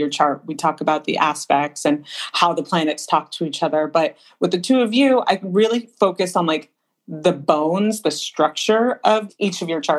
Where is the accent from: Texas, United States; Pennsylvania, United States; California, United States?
California, United States; Southern; I grew up here in Southern California